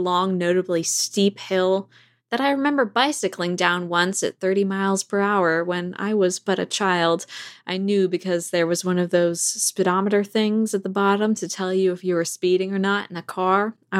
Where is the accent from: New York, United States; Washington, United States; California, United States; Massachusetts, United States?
Washington, United States; Port Townsend; In my hometown of Port Townsend, Washington